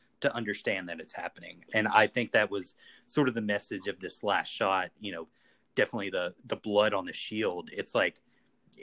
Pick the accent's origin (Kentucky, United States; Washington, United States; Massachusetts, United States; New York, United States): Kentucky, United States; Eastern; moved away; Peyton and I, we're from the exact same town. We grew up in Eastern Kentucky